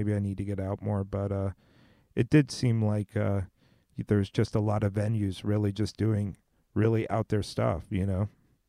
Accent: West Coast, United States; We grew up in the West Coast, total ska heads

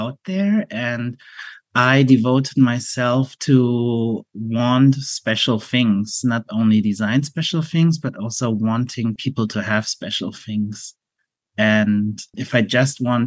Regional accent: Germany; as a Asian person growing up in Germany

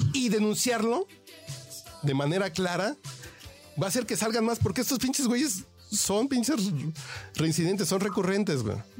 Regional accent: Mexico; como mexicano

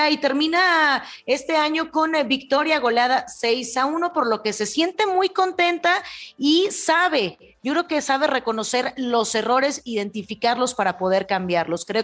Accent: Tepatitlán, Jalisco, Mexico; le dieron allá en los Altos de Jalisco, en Tepatitlán. Claro, Milena, te voy a invitar un día, es mi tierra, somos muy

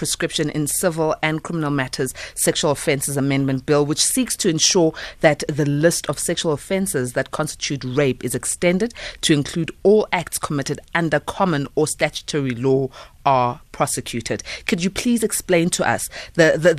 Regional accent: South Africa; as a South African

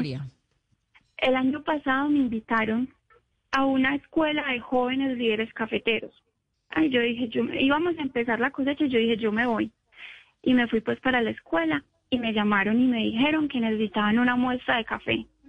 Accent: Montebello, Antioquia, Colombia; nosotros somos de Montevideo, Antioquia

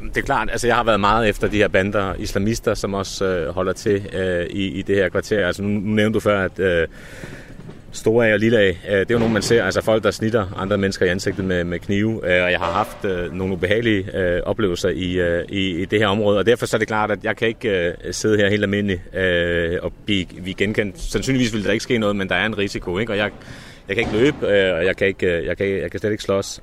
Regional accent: Copenhagen, Capital Region of Denmark, Denmark; da jeg voksede op på Nørrebro.

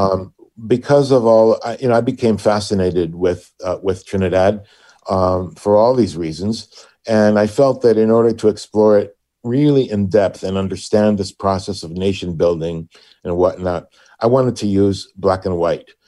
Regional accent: Puerto Rico; now in Hartford, United States; born and raised in Puerto Rico

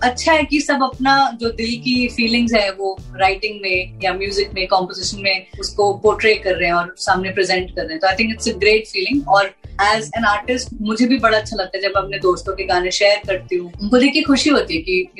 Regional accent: Punjab, India; क्योंकि मैं पंजाबी हूँ मैं सरदारनी हूँ

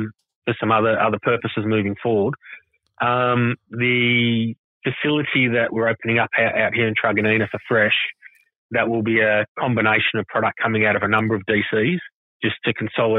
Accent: Croydon, Victoria, Australia; also born or lived in Brunswick / Wyndham Green / Manor Lakes; now in Point Cook, Australia; I grew up out in Croydon and then lived in Brunswick for a little while. And then, moved out into Wyndham Green, then Manor Lakes, and now in Point Cook.

